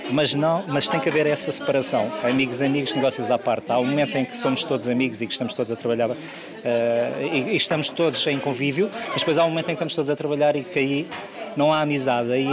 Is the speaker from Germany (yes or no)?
no; Porto, Norte, Portugal; now in Lisbon, Portugal; eu, falo por mim que vim do Porto e vim, fui ver para Lisboa